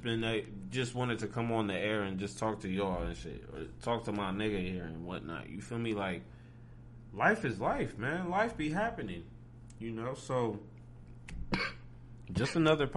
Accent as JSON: {"language": "English", "region": "Ohio", "country": "United States", "said": "People say I got an accent. I'm like, bro, I'm from Ohio."}